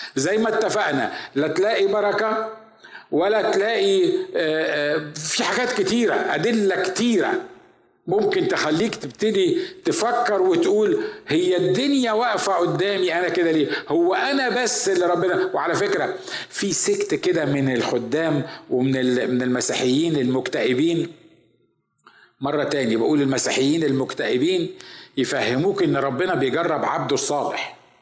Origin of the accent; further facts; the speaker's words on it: Upper Egypt, Egypt; now in United States; عندنا في الصعيد